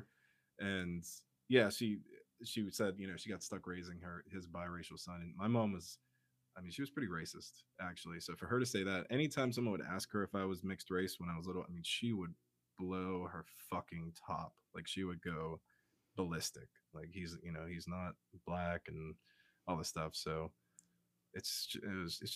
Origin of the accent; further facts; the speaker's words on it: Pittsburgh, Pennsylvania, United States; I grew up in Pittsburgh, Pennsylvania